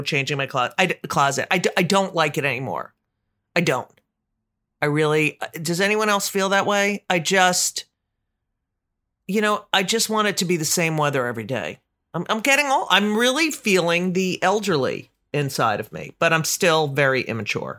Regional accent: near Avenel, New Jersey, United States; I'll be in Avenel, New Jersey, right by where I grew up

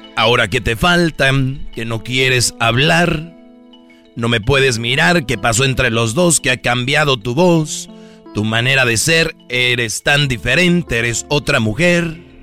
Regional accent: Mexico; somos mexicanos

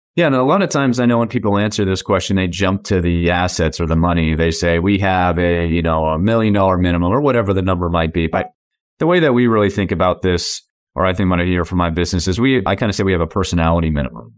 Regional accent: Massachusetts, United States; moved away as an adult; now in San Diego, United States; I was born and raised in Massachusetts

